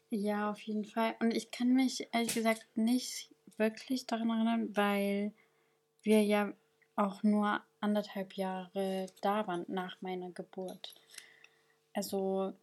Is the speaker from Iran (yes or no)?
no; Sanaa, Yemen; now in Germany; ich bin im Jemen in Sanra geboren